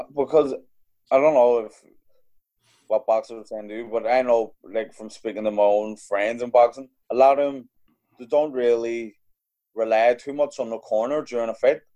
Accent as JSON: {"language": "English", "town": "Belfast", "region": "Northern Ireland", "country": "United Kingdom", "tie": "born or raised there", "also_born_or_lived": "London", "said": "I grew up in Belfast, like in the the tail end of the troubles"}